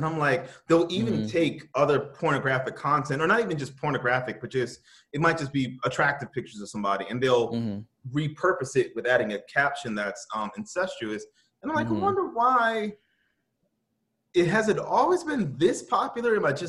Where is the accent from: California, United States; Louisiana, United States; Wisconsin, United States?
Louisiana, United States; New Orleans; I grew up with them in New Orleans